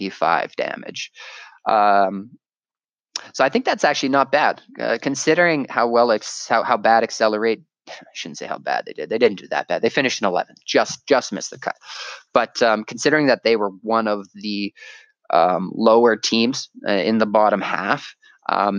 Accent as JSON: {"language": "English", "country": "Canada", "said": "me being Canadian"}